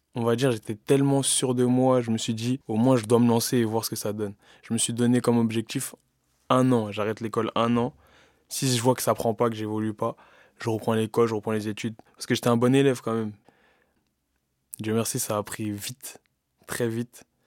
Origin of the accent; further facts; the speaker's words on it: Bobigny, Île-de-France, France; Bobigny, c'est chez moi, c'est ma maison. C'est là où j'ai grandi